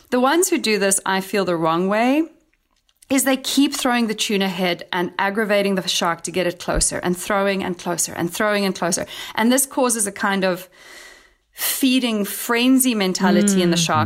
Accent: Cape Town, Western Cape, South Africa; I'm actually going to be hosting my first ever trip in my hometown of Cape Town, sharing the lesser known sides of Cape Town

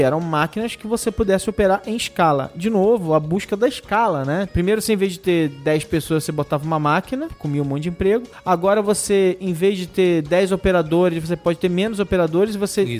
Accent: Campos dos Goytacazes, Rio de Janeiro, Brazil; de Campo dos Goitacazes, Rio de Janeiro, minha terra.

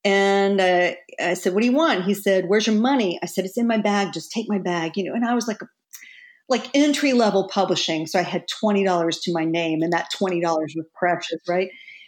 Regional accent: Texas, United States; now in New York, United States; I was so Bambi-like when I moved to New York from Texas. And, you know, I had that sort of Texas friendliness about me.

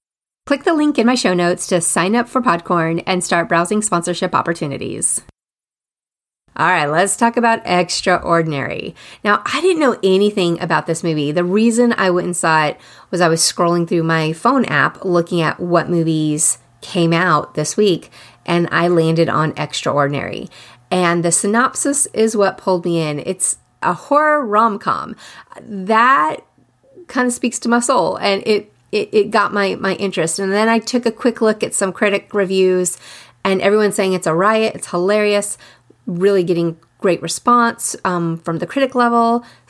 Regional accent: Austin, Texas, United States; I am from Austin. In the early 90s, I lived there. And then I went back in the 2000-somethings.

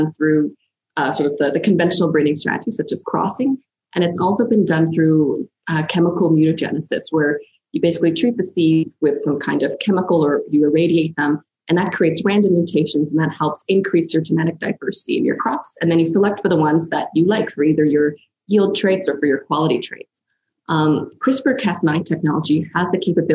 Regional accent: Canada; moved away as an adult; now in Australia; I'm actually a Canadian who moved out to Australia to do my PhD

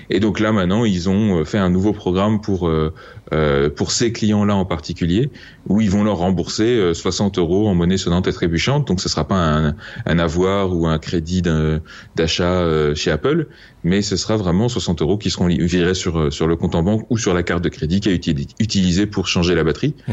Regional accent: France; je suis français, monsieur.

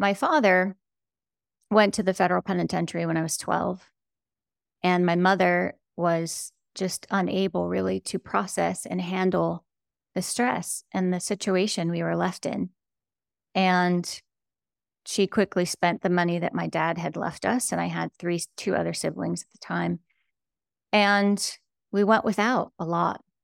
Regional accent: United States; I grew up on the Ohio, Pennsylvania border in an old, rusted out steel town

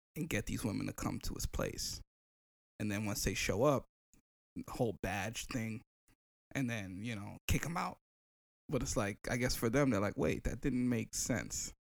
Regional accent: New York City, New York, United States; when I was growing up in the Bronx

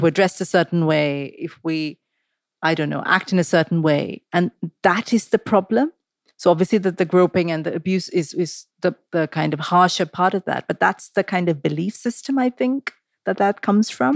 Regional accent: Mumbai, Maharashtra, India; I grew up in Mumbai

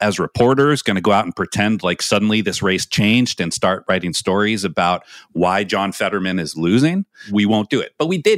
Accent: Andover, Massachusetts, United States; my hometown, a school I didn't go to, but Phillips Andover

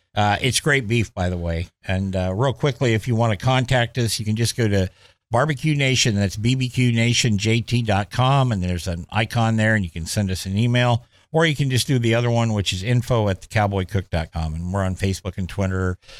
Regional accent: Clackamas County, Oregon, United States; when I was a kid growing up in East Clackamas County, um, I guess it's more Central Clackamas County

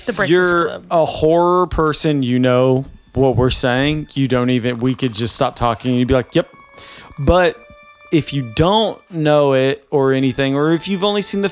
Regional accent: Nashville, Tennessee, United States; Jenny and I are from the South and I'm from Nashville

